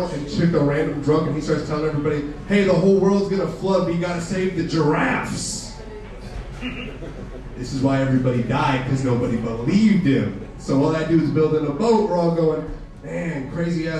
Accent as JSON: {"language": "English", "town": "Pleasanton", "region": "California", "country": "United States", "tie": "born or raised there", "said": "I grew up in Pleasanton"}